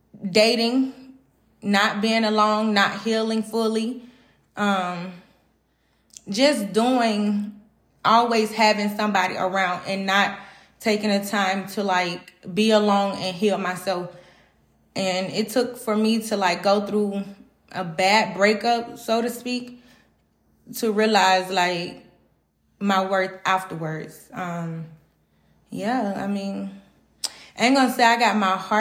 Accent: Atlanta, Georgia, United States; I'm from Atlanta, Georgia.

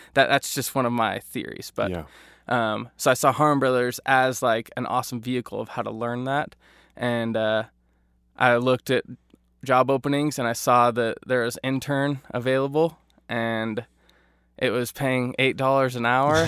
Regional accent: Eagle, Idaho, United States; I grew up in Idaho in the Boise area, Eagle specifically

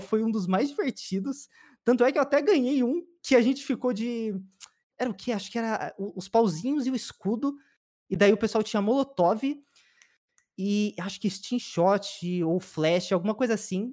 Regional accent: São Paulo, Brazil; also born or lived in Peruíbe; eu nasci em São Paulo mesmo. Sou da ZL.

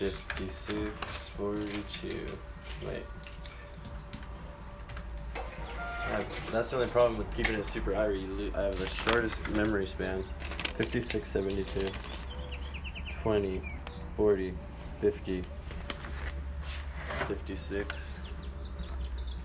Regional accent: Fire Mountain, Oregon, United States; I was born and raised in Fire Mountain

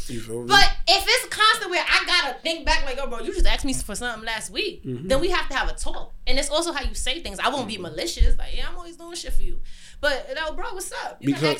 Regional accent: New York City, New York, United States; I'm from Bed-Stuy

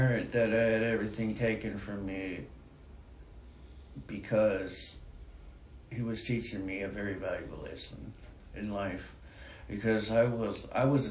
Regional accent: Hayward, California, United States; moved away; also born or lived in Grants Pass, Oregon; I'm from Hayward, California.

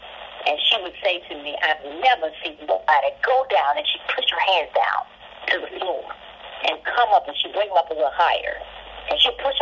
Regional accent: Memphis, Tennessee, United States; also born or lived in Akron, Ohio; I grew up in Memphis, Tennessee

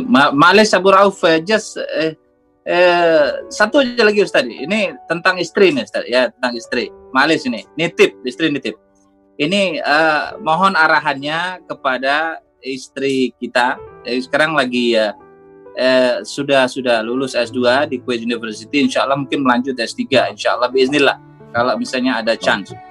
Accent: Lubuklinggau, South Sumatra, Indonesia; now in Kuwait; kita di Kuwait tapi asal Lumbuk Linggau.

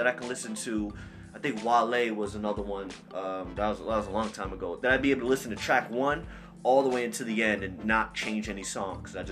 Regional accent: Roselle, New Jersey, United States; also born or lived in Hoboken, New Jersey; I'm from Roselle, New Jersey. I was born and raised in New Jersey. I was born in Hoboken

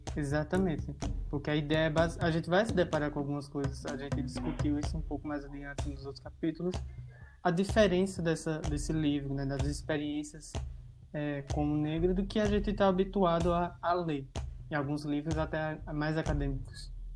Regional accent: Bahia, Brazil; a gente mesmo sendo baiano

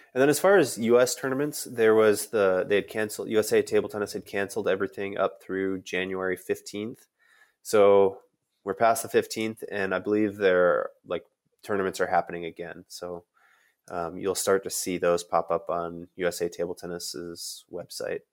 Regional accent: Chicago, Illinois, United States; I grew up around Chicago

